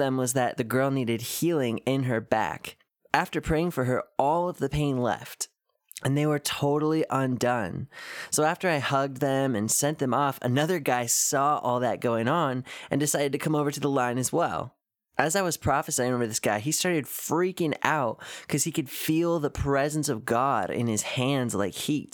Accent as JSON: {"language": "English", "region": "Washington", "country": "United States", "tie": "born or raised there", "moved": "yes", "lives_now": "Cleveland, United States", "said": "… and I are both originally from Washington State"}